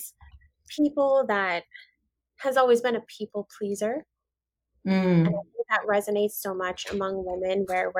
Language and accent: English; Maui, Hawaii, United States; I'm born and raised in Maui, Hawaii